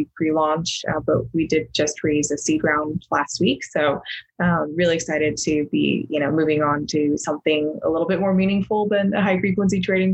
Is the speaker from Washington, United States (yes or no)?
no; Logan, Utah, United States; also born or lived in China; I grew up in Northern Utah, in Logan